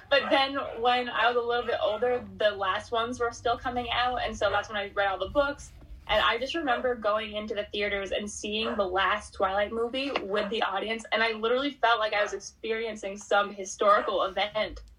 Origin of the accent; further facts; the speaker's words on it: New Hampshire, United States; I'm a huge like early American history fan, and you really can't go anywhere in New Hampshire, New England, even that you know there's not a pl